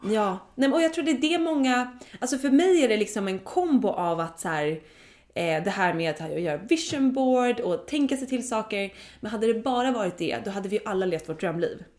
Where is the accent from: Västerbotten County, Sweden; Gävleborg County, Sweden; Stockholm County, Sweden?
Stockholm County, Sweden; Dalarö; vi kollade på hus på Dalarö där jag är uppvuxen